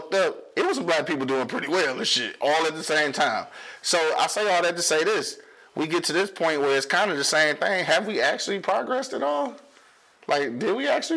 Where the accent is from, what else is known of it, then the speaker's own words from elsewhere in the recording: United States; I do love where I'm from. I wouldn't want to be nowhere else